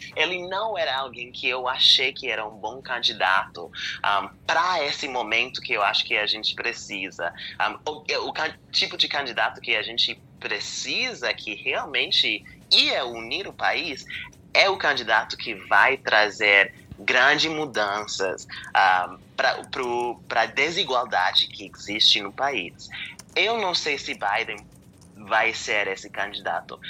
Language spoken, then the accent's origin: Portuguese; Pennsylvania, United States; eu eu sou da, da Pensilvânia